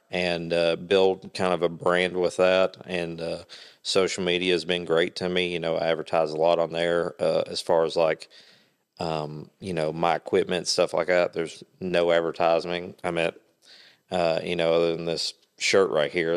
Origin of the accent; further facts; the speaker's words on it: Kingsport, Tennessee, United States; now in Jonesborough, United States; born and raised Kingsport. I now live, uh, in the Jonesboro area.